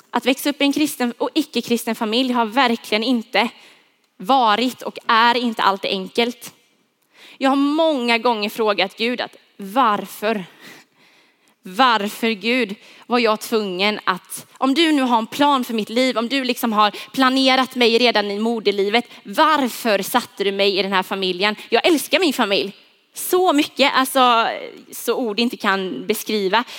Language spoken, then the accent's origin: Swedish; Huskvarna, Jönköping County, Sweden; Jag är uppvuxen, född och uppvuxen i Huskvarna.